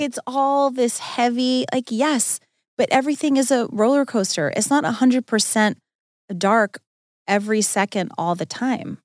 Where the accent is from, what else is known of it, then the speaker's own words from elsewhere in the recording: Long Island, New York, United States; I grew up on Long Island